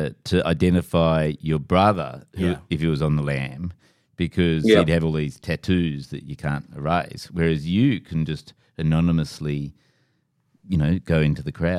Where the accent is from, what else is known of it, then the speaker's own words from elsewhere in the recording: Sydney, New South Wales, Australia; I'm from Sydney. I've lived here my whole life.